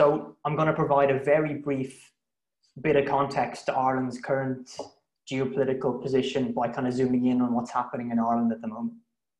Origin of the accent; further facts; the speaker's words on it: Brussels, Belgium; also born or lived in United Kingdom / Italy; I usually split my time between Cambridge in the UK and Florence in Italy. I grew up in Brussels, in fact, where my parents worked